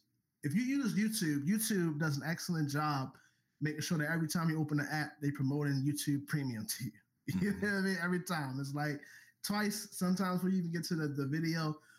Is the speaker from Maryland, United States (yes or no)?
yes; Baltimore, Maryland, United States; now in Atlanta, United States; I'm from Baltimore